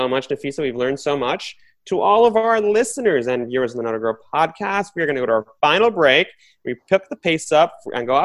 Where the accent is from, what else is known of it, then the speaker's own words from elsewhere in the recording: New York City, New York, United States; I've grown up mostly in Queens